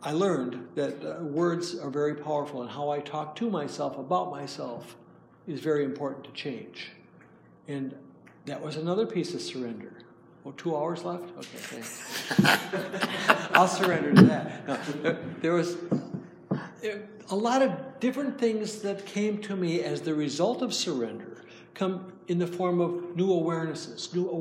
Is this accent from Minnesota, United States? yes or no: yes; Minnesota, United States; I'm from Minnesota, and hi from Minnesota